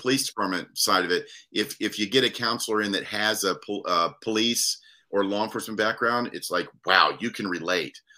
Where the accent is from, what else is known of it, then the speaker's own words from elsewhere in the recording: Daytona Beach, Florida, United States; now in Lynchburg, United States; born and raised in Daytona Beach, Florida